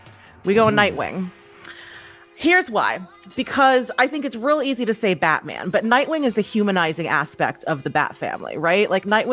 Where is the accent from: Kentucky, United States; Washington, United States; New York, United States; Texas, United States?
New York, United States; So I'm born and raised in New York. So we're going all New York here.